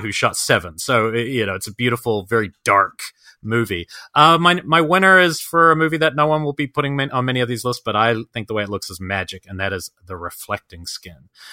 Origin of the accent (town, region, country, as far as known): Wellington, New Zealand; born or raised there